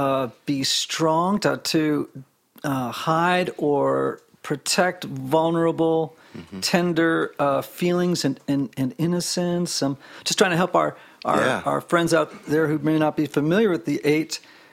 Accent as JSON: {"language": "English", "region": "Connecticut", "country": "United States", "said": "I mean, I'm from Connecticut, Southern Connecticut, although Suzanne tells me that doesn't count. And I actually came, when I came to the South, I just fell in love with the sound"}